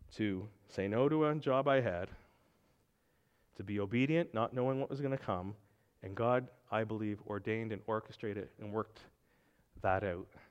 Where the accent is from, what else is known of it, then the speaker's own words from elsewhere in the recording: Pugwash, Nova Scotia, Canada; moved away; my hometown of Pugwash, Nova Scotia.